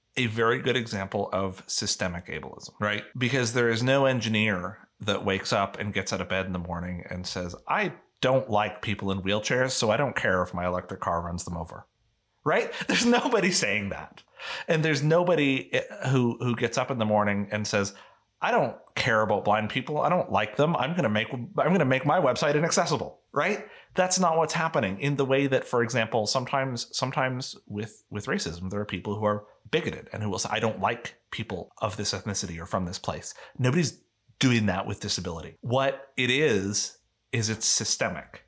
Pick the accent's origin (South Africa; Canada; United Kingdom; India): Canada; I am a Canadian